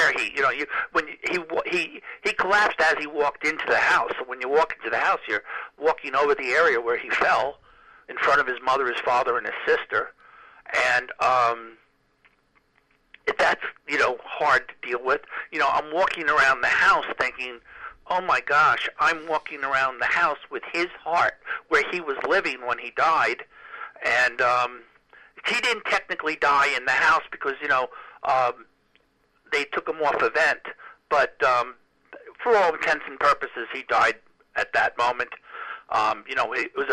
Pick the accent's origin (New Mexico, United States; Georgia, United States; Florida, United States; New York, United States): New York, United States; I was from New York